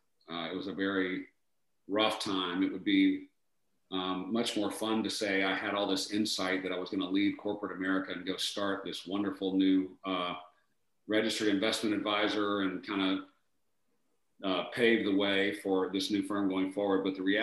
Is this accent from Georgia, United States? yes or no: yes; Atlanta, Georgia, United States; I'm originally from Atlanta. I grew up here, and you know, Atlanta's such a transient city that I'm kind of in the minority of growing up and being born here. So I went to high school here